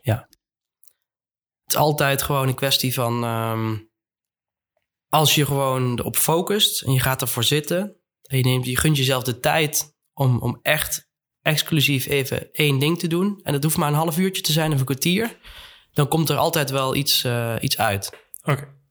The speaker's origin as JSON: {"language": "Dutch", "country": "Netherlands", "also_born_or_lived": "Eindhoven / Amsterdam", "said": "wij als, als Nederlanders"}